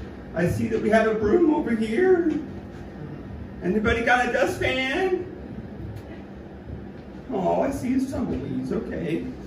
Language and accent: English; San Diego, California, United States; Yeah, I'm from San Diego, you know, like, as a comic, you find yourself on the road a lot.